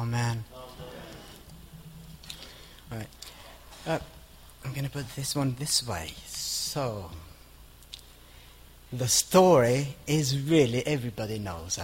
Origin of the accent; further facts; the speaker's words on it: Kosovo; moved away as an adult; I come from Kosovo, lived in this country for about 14 years.